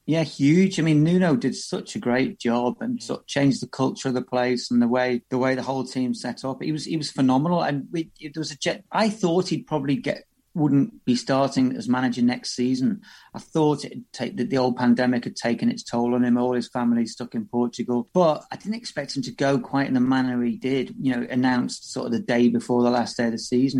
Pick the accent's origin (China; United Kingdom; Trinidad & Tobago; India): United Kingdom; Liverpool, North West England; moved away; I'm from Liverpool originally